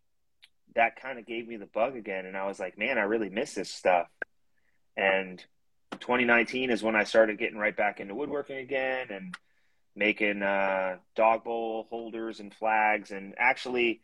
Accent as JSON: {"language": "English", "region": "Connecticut", "country": "United States", "moved": "as an adult", "said": "I'm originally from Connecticut"}